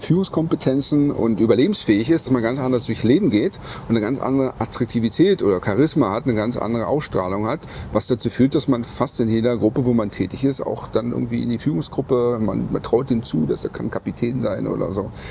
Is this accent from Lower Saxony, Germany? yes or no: no; Berlin, Germany; Ich bin ein Berliner, bin früher äh, über die Straße gegangen als Jugendlicher